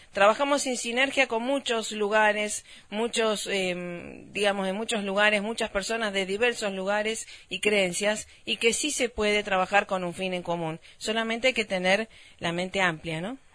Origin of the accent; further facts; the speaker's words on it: Rosario, Santa Fe, Argentina; moved away as an adult; now in Varadero, Cuba; somos rosarinas